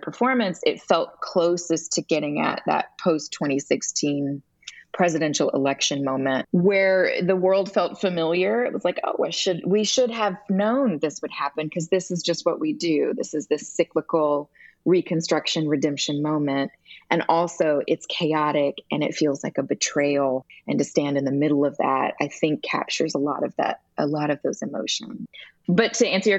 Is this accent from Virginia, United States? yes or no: no; Alabama, United States; I grew up in Alabama in a Presbyterian church